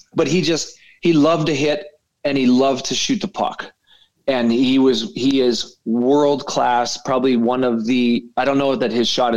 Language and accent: English; Canada; as a Canadian kid coming